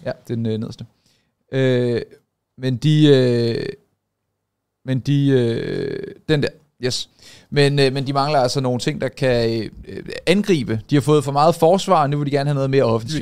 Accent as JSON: {"language": "Danish", "country": "Denmark"}